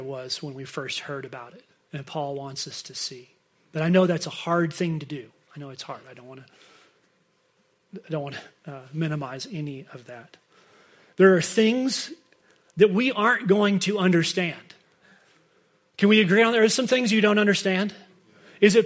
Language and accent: English; United States; we're from America